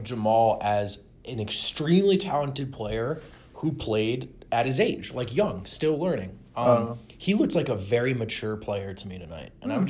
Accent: East Coast, United States; now in Denver, United States; I'm from the East Coast.

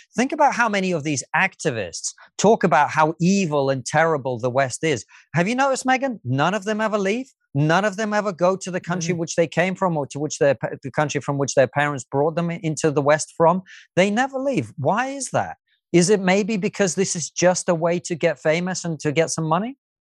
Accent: Russia; moved away; I was born in the Soviet Union.

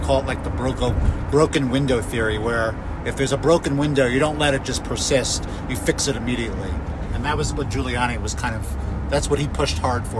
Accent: New York City, New York, United States; I grew up in New York City and saw homelessness like at the peak of New York in the 1980s.

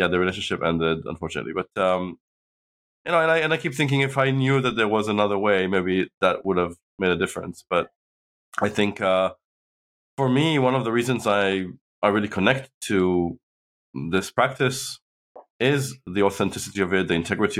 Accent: Israel; moved away as an adult; also born or lived in United States / China; now in London, United Kingdom; I grew up in Israel, but I was born in London, and I've lived half my life, now more than half my life in the UK.

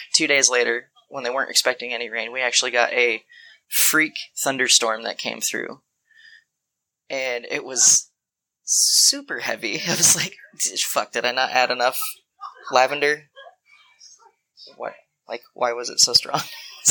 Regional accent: Washington, United States; I'm from Washington.

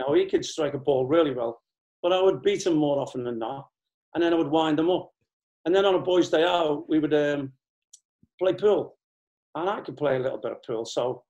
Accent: Liverpool, North West England, United Kingdom; I mean, Alvin, with me being a Scouser, obviously helped.

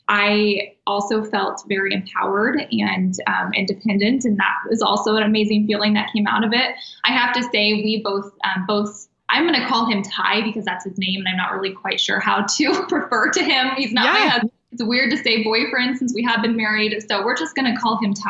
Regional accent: Kansas, United States; moved away as an adult; now in Arizona, United States; I'm not from here. All of my family is actually back in the Midwest. We're from Kansas.

